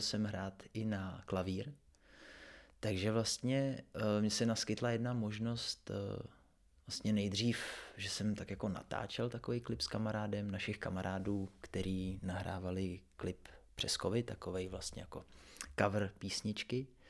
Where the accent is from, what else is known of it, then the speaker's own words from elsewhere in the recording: Třebsko, Central Bohemian Region, Czechia; já jsem ze Třebská, což je kousek od Příbramy